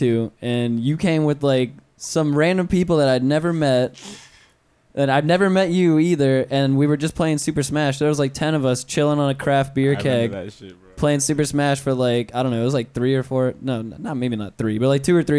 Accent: North Florida, United States; moved away as an adult; now in Orlando, United States; I grew up in North Florida, so I don't know about growing up, you know, Orlando life kind of. I came when I was 18, so.

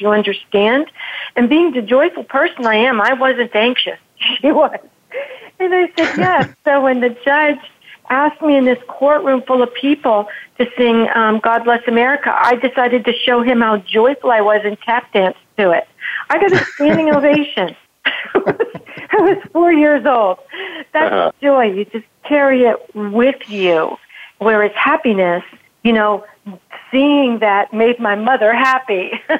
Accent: Frankfurt, Hesse, Germany; I was born and raised in Frankfurt, Germany, and I had to declare my American citizenship. My parents were military.

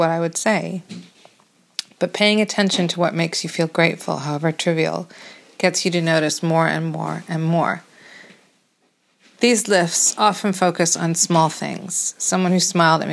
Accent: United States; now in London, United Kingdom; As an American living in London

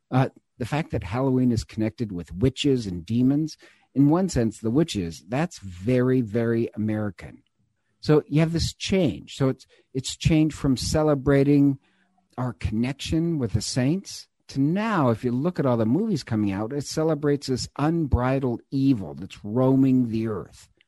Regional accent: Ireland; I'm God knows I'm Irish. I love things that are Irish.

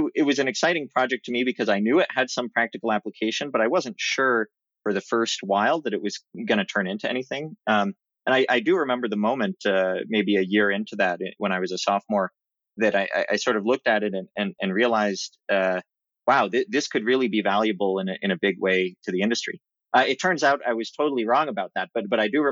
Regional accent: Oregon, United States; moved away; I really enjoyed growing up in Oregon

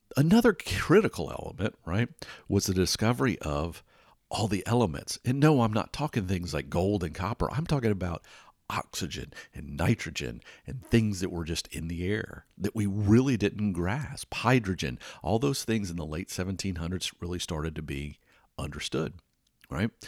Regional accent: Atlanta, Georgia, United States; I grew up in Atlanta, Georgia

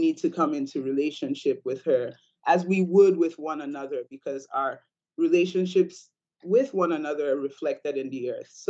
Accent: Ambas Bay, Southwest Region, Cameroon; moved away; I grew up in Cameroon, West Africa, on Ambas Bay, which is on the western

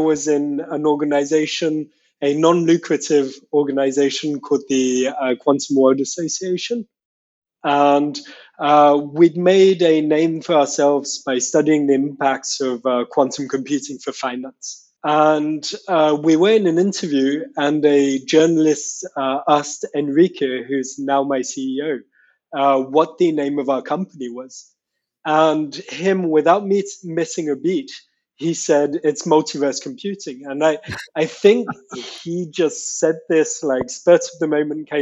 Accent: Paris, Île-de-France, France; moved away; also born or lived in Scotland / Switzerland / Canada / England; I grew up in France. I'm from Paris

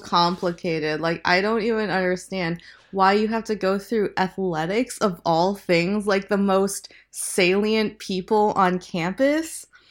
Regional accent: Lincoln, Nebraska, United States; I grew up in the Midwest mostly. Um, I moved to Nebraska, uh, to Lincoln, Nebraska when I was eight

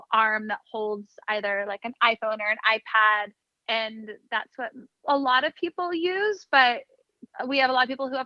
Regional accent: Sonoma, California, United States; moved away as an adult; also born or lived in San Luis Obispo, California / San Diego, California; now in New York City, United States; I grew up in Sonoma, Northern California

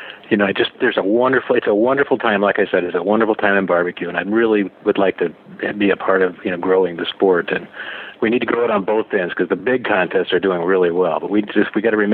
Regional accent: California, United States; the Stagecoach Music Festival, I mean, I got incredibly lucky. This thing's in my hometown

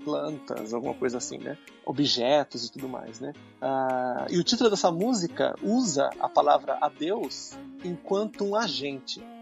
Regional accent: Brazil; moved away as an adult; now in Nagoya, Japan; eu sou brasileiro, mas eu sou um aluno de pós-graduação

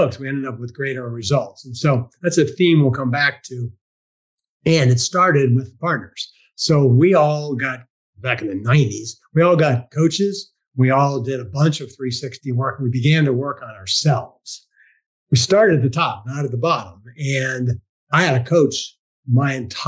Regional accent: Washington, District of Columbia, United States; I grew up in Washington, D.C. area, just outside, actually.

